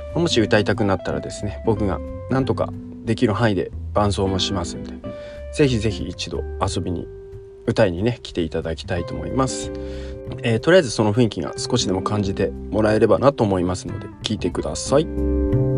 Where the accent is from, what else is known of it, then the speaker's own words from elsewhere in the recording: Iwate, Japan; also born or lived in Chiba; now in Takachiho, Japan; 僕は出身地が岩手ということで